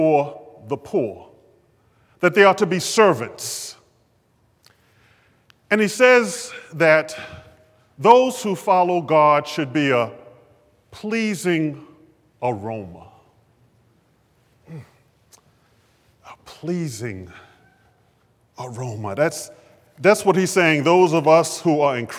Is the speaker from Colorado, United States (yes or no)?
no; Baltimore, Maryland, United States; as a 12, 13-year-old growing up in West Baltimore